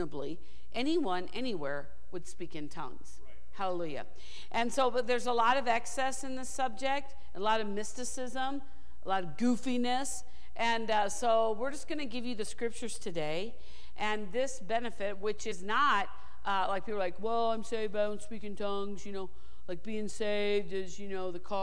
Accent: St. Louis, Missouri, United States; moved away as an adult; also born or lived in Kansas / Rhema (Oklahoma); now in Thousand Oaks, United States; I was born in Kansas, actually, and raised in St. Louis

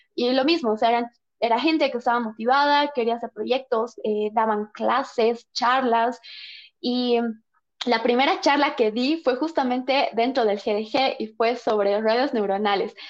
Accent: Bolivia; nosotros como bolivianos

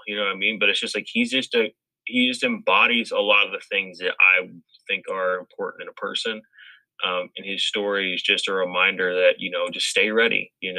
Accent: Missouri, United States; I'm from Missouri.

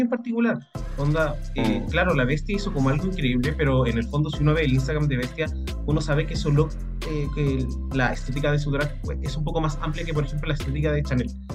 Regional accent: Chile; nosotros acá, al menos como chilenos

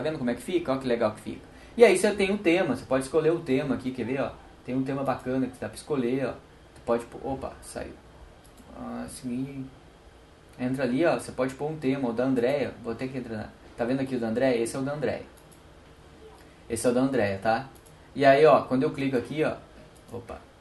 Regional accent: Brazil; somos brasileiros

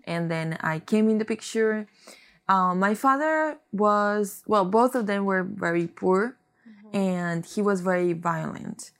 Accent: Costa Rica; moved away; I am from Costa Rica mm-hmm. originally, and I came in here about maybe ten years ago

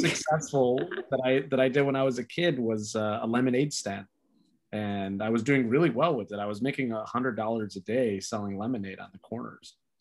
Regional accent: Chicago, Illinois, United States; also born or lived in Archer Heights, Chicago; I wasn't born in Little Village, but I was raised in Little Village.

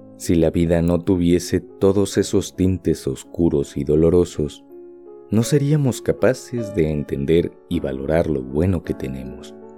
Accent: Mexico; Como mexicano

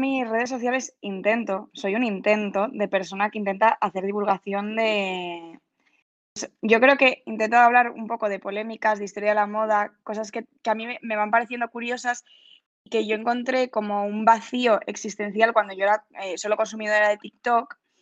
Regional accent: Pontevedra, Galicia, Spain; yo soy de Pontevedra

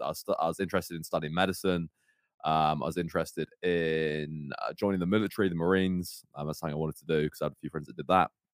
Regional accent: Cornwall, South West England, United Kingdom; I grew up in Cornwall as well

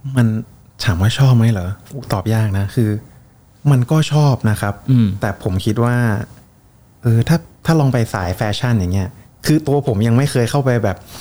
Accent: Bangkok, Thailand; also born or lived in Surin; ผมเป็นคนกรุงเทพครับ แม่- แม่เป็นคนสุรินทร์

